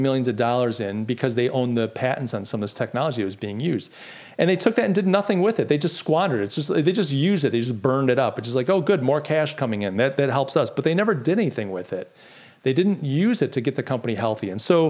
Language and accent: English; Rochester, New York, United States; In the short term, it's great for my hometown.